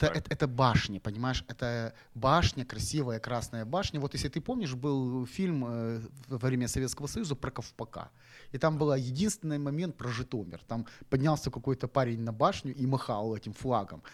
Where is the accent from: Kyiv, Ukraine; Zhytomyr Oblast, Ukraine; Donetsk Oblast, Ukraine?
Zhytomyr Oblast, Ukraine; Zhytomyr; now in Odesa, Ukraine; я житомирский молодой человек